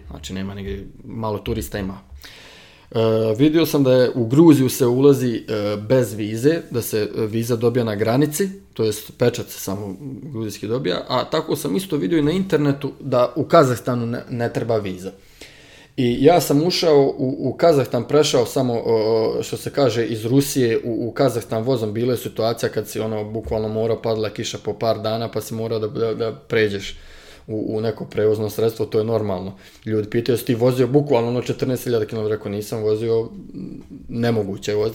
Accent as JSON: {"language": "Croatian", "town": "Novi Grad", "region": "Republika Srpska", "country": "Bosnia & Herzegovina", "tie": "born or raised there", "moved": "as an adult", "lives_now": "China", "said": "u mom rodnom gradu sam završio fakultet"}